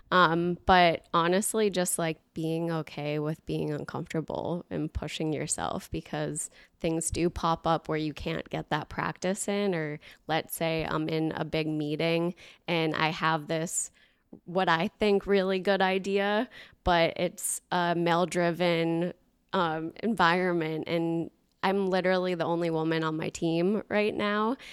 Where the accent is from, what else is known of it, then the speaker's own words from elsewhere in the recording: Boston, Massachusetts, United States; moved away; also born or lived in New Hampshire; grew up in the Boston area